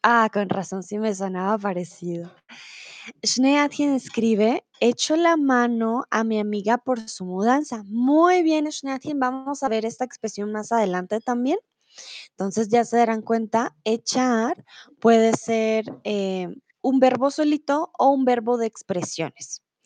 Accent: Bogotá, Colombia; also born or lived in Mexico; now in Germany; soy de Colombia, de Bogotá

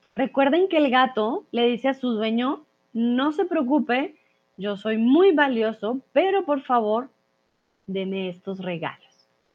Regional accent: Colombia; now in Mexico; soy de Colombia

